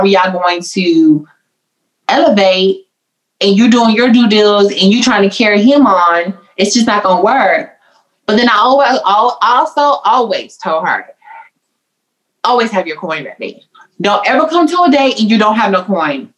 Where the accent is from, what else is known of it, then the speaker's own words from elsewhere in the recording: the South, United States; I'm from the South, so I'm very traditional